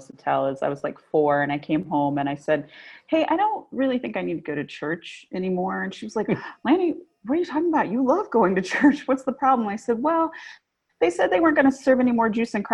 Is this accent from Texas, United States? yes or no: no; Memphis, Tennessee, United States; also born or lived in North Carolina; now in New York, United States; I grew up in Memphis.